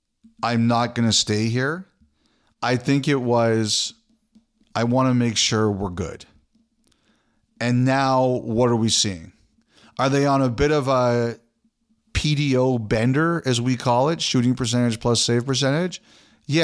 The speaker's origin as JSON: {"language": "English", "country": "Canada", "said": "we've kind of focused on Toronto and Vancouver because we're Canadian supremacists."}